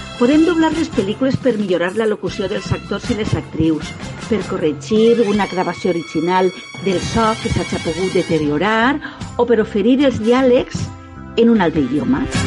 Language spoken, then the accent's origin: Catalan; Alboraia, Valencian Community, Spain; al País Valencià, al meu poble, al Boralla